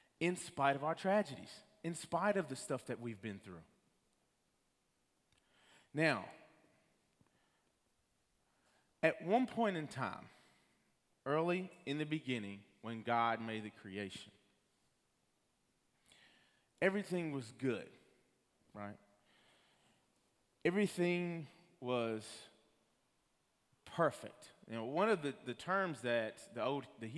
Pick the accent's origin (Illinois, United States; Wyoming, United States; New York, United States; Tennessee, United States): Tennessee, United States; Rockwood; the town that I'm from Rockwood, Tennessee